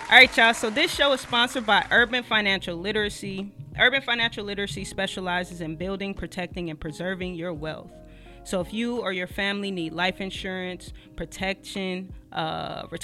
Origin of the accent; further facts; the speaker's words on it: Long Beach, California, United States; also born or lived in Perris, California; So I was born and raised in Long